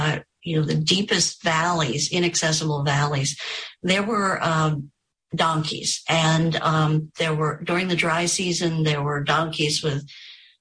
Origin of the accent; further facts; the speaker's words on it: Long Island, Suffolk County, New York, United States; I grew up on Long Island, Suffolk County, New York